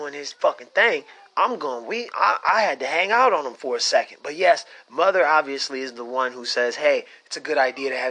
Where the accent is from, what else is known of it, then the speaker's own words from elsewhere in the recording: Pontiac, Michigan, United States; I'm from Pontiac